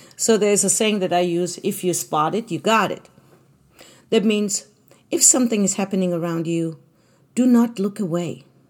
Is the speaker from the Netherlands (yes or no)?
no; Germany; moved away as an adult; now in United States; I was born in Germany. I was actually German. Now I'm American, but, um, I'm an American citizen, but I was German for most of my life